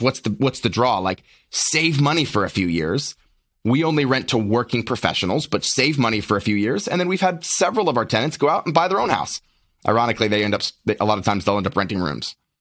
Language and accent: English; Lynchburg, Virginia, United States; born and raised in Lynchburg, Virginia